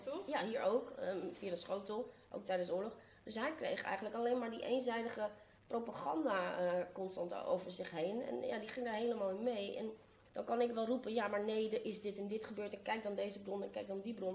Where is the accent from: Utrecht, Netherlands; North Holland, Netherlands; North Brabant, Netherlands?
North Holland, Netherlands; Amsterdam; born or raised there